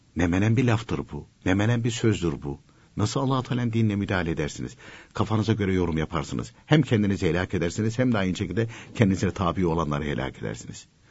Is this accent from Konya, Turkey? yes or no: yes; Konya, Turkey; Ben de Konyalıyım